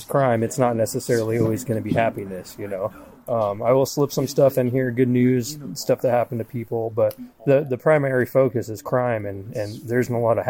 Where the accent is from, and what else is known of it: Tacoma, Washington, United States; born or raised there